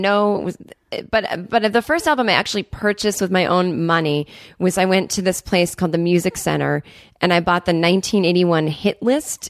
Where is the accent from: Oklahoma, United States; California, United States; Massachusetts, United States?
Massachusetts, United States; Needham; I'm from Needham, Massachusetts, which is a kind of a wealthy suburb